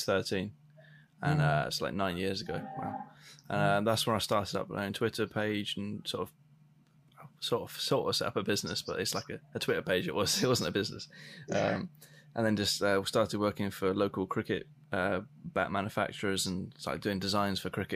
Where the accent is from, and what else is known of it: United Kingdom